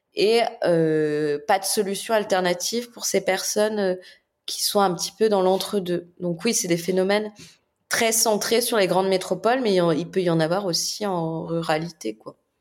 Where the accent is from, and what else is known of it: France